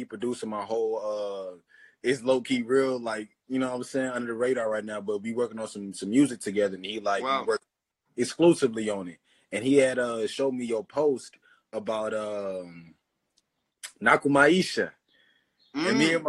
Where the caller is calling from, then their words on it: St. Louis, Missouri, United States; And I'm tuning in from St. Louis, G.